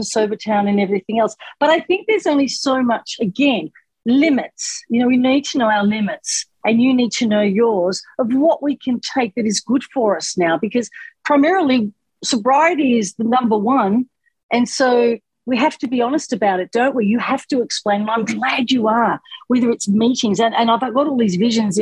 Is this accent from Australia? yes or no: no; England, United Kingdom; I'm English